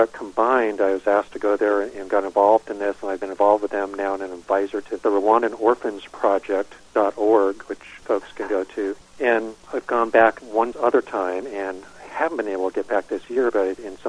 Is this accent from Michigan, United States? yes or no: no; Northern California, United States; I grew up in Northern California, small lumber community at the time